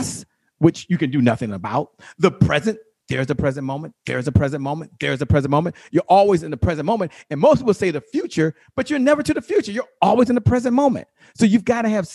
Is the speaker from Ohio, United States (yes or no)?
no; Washington, District of Columbia, United States; I'm from Washington, D.C.